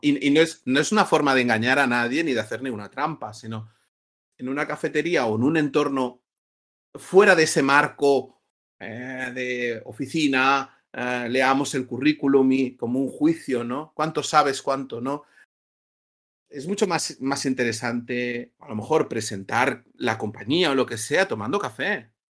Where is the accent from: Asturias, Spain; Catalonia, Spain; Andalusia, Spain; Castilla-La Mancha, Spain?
Catalonia, Spain; Barcelona; also born or lived in Madrid; now in Valencia, Spain; yo soy de Barcelona